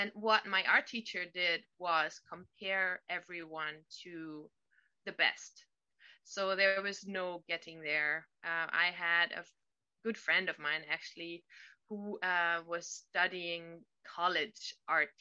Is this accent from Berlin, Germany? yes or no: yes; Berlin, Germany; now in California, United States; I am living in California now, but I'm originally from Germany, from Berlin.